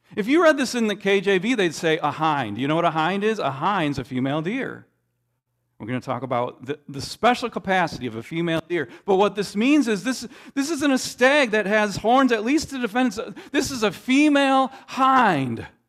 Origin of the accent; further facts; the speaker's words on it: Minnesota, United States; growing up in Minnesota